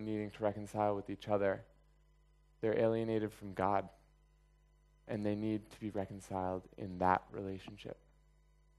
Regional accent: United States; moved away; I was born in America and I am an American

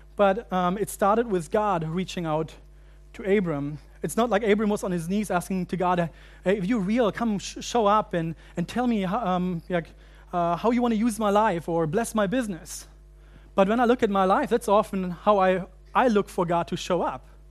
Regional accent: Germany; moved away as an adult; also born or lived in United States; growing up in Germany and then going to seminary in the States

